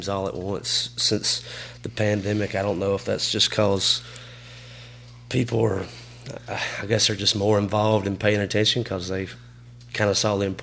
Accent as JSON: {"language": "English", "region": "Alabama", "country": "United States", "tie": "born or raised there", "said": "growing up in Alabama, it's Alabama or Auburn"}